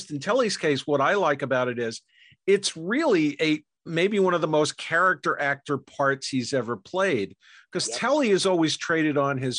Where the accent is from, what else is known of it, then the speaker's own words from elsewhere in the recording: New York, United States; I'm from New York.